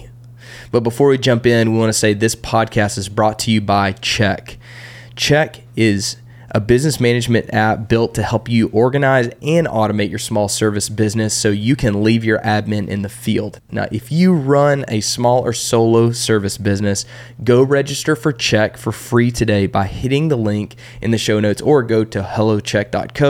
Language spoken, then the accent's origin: English; Texas, United States; I grew up in Texas